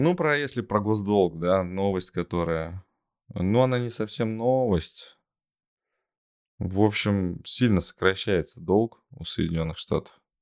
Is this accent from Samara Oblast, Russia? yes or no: yes; Tolyatti, Samara Oblast, Russia; в родном городе Тольятти есть э, ну, хорошие школы, хоккейные школы